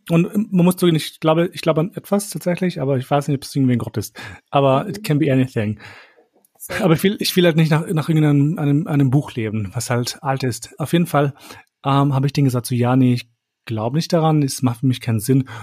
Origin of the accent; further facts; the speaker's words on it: Kosovo; moved away; wo ich aufgewachsen bin in Kosovo